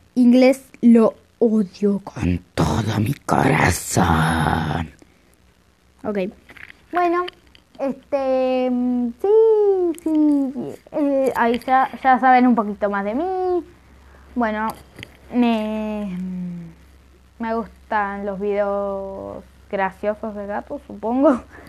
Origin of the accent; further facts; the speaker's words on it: Argentina; soy de Argentina